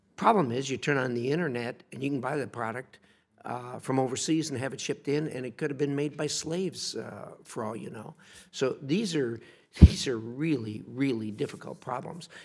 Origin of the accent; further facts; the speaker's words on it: United States; I'm an American. I grew up here